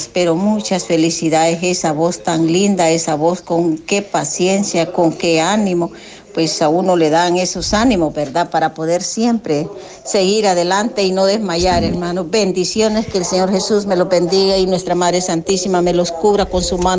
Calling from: Ahuachapán, El Salvador; pues yo también pertenezco aquí a la iglesia las, Nuestra Señora de Guadalupe, aquí de Aguachapán.

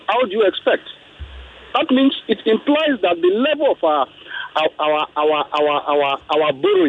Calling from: Ikeja, Lagos, Nigeria; Yeah, I'm calling from Ikeja.

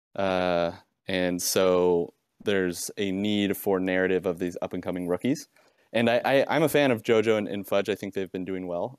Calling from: Provo, Utah, United States; calling from Provo, Utah

